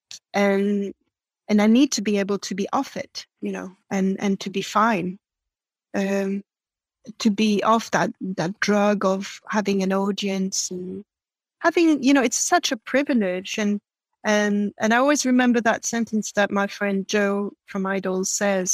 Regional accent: France; first language French; English is a second language; moved away as an adult; I'm born and raised in France

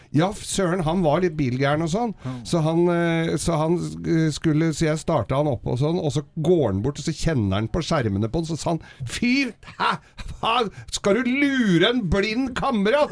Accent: Oslo, Norway

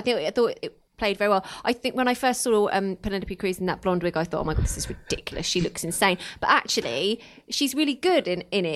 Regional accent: Luton, East of England, United Kingdom; I'm from Luton

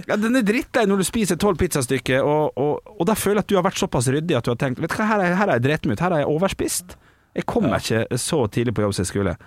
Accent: Ålesund, Møre og Romsdal, Norway; Jeg er fra Sunnmøre, fra Ålesund.

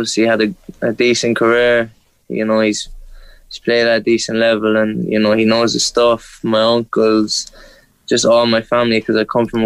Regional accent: Ireland; now in Scotland; being an Irish kid

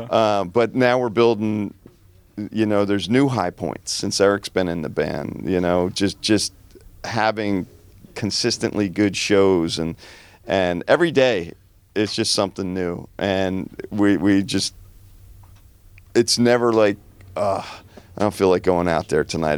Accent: New Jersey, United States; growing up in New Jersey

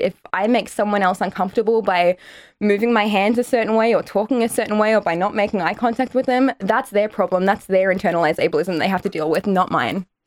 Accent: Australia; Irish Australian

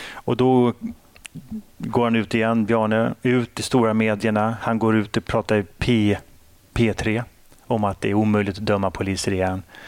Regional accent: Sweden; jag är ju uppväxt i Sverige

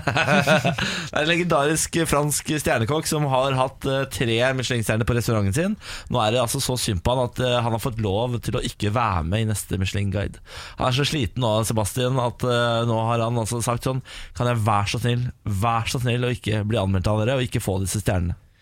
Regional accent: Moss, Østfold, Norway; now in Oslo, Norway; jeg er jo fra Moss, som har Norges beste drikkevann

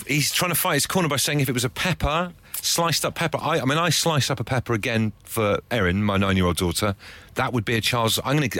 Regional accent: West Country, South West England, United Kingdom; I'm also from the West Country

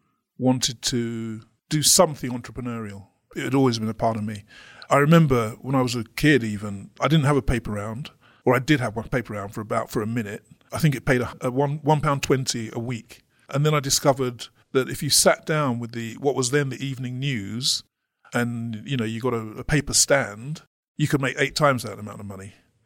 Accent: London, United Kingdom; when I grew up in London, I'd never met a black lawyer, for example.

